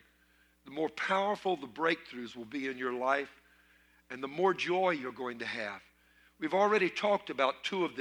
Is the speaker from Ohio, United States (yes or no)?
no; Louisiana, United States; I was raised in Louisiana. My mother's people, all Cajun French.